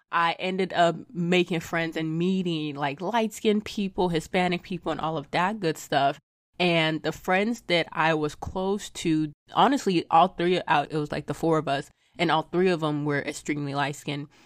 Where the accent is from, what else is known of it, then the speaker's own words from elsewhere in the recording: Lagos, Nigeria; moved away; I was not born here. I was born in Lagos, Nigeria